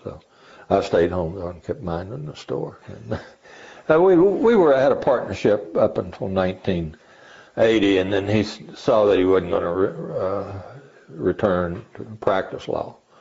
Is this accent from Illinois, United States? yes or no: no; Christiansburg, Virginia, United States; moved away as an adult; now in Strasburg, United States; I was born in Montgomery County, Virginia, Christiansburg.